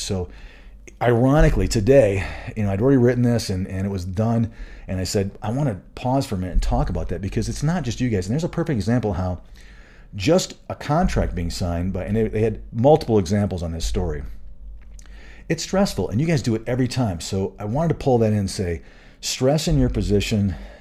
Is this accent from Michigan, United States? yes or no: yes; Michigan, United States; moved away as an adult; also born or lived in Florida / Colorado; I grew up in Michigan